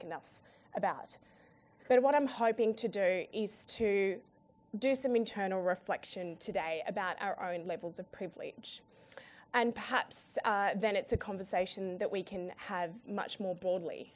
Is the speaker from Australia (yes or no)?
yes; Sydney, New South Wales, Australia; also born or lived in Afghanistan; I'm from Sydney